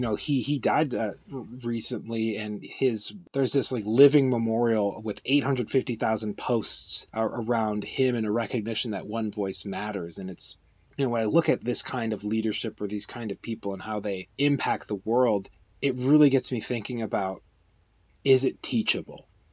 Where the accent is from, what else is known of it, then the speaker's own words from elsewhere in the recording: United States; as an American